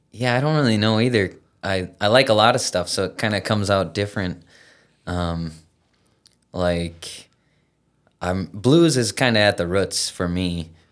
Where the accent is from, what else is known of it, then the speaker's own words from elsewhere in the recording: Battle Lake, Minnesota, United States; also born or lived in Fergus Falls, Minnesota; Grew up in Battle Lake